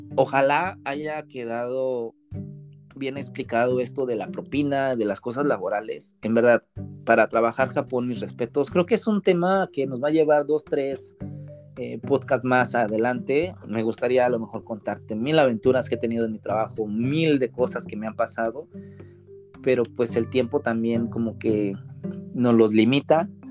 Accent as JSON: {"language": "Spanish", "region": "Puebla", "country": "Mexico", "moved": "as an adult", "lives_now": "Japan", "said": "Para la gente que no es de México, poblano, yo soy de la ciudad de Puebla"}